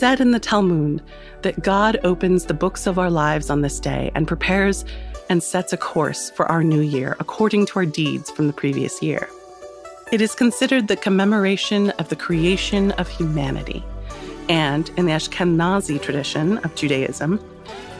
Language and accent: English; United States; also born or lived in California; as an American